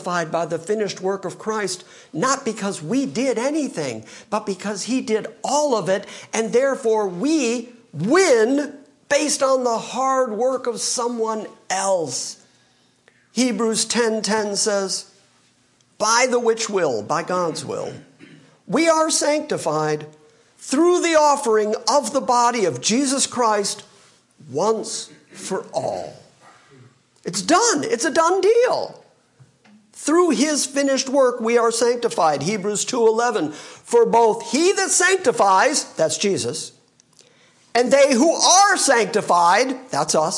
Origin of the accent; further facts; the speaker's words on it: Michigan, United States; I'm from Michigan